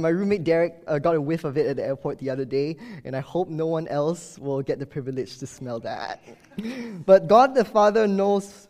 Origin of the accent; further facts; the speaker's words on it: Singapore; moved away as an adult; now in Baltimore, United States; my strange accent, I'm not from the U.S., and I did not grow up here also. I moved to Baltimore from Singapore two years ago